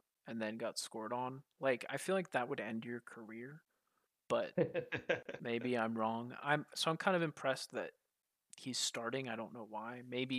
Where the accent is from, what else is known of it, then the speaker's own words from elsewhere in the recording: United States; being an American